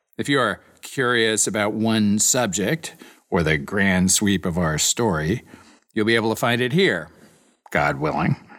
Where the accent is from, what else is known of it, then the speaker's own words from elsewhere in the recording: Iowa City, Iowa, United States; moved away as an adult; also born or lived in Chicago / Princeton, New Jersey; now in Austin, United States; I grew up in Iowa City in a family of New Yorkers and lived and worked in Chicago and Princeton, New Jersey before moving to Austin, Texas